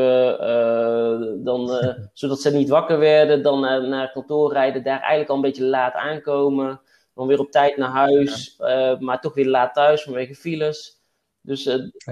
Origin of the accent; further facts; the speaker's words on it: Waalwijk, North Brabant, Netherlands; also born or lived in Den Bosch; now in Tilburg, Netherlands; Ik kom uit Waalwijk, uit Wolk